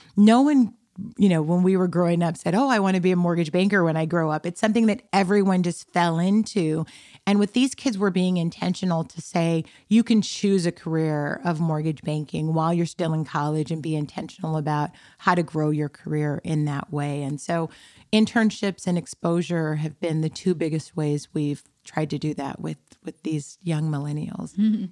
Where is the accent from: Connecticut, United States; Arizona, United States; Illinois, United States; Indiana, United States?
Arizona, United States; Tucson; also born or lived in Compton, California; we traversed from Compton, California, which was ninety-nine point nine nine percent black to Tucson, Arizona, which was ninety-nine point nine nine percent white, um, and grew up there, uh, in Tucson